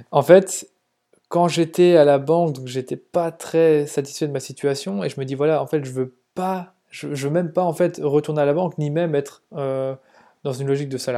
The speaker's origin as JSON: {"language": "French", "town": "Mons", "region": "Wallonia", "country": "Belgium", "tie": "born or raised there", "said": "Donc en effet, je viens de Belgique. Je suis né à Mons, donc c'est une petite ville en Belgique qui est finalement pas trop loin de la France."}